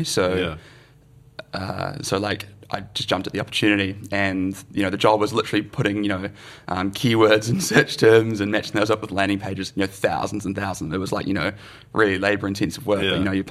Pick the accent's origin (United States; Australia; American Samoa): Australia; Melbourne, Victoria; also born or lived in New Zealand; now in Wellington, New Zealand; I grew up in Melbourne.